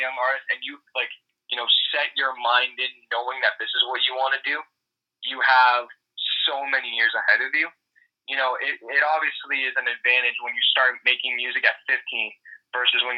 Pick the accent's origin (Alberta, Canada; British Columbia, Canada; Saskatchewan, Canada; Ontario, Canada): Ontario, Canada; Toronto; also born or lived in Tyumen, Russia; I ended up moving to Toronto, Canada from there, and I've lived here ever since then, so I've grown up here and kind of adapted to that culture.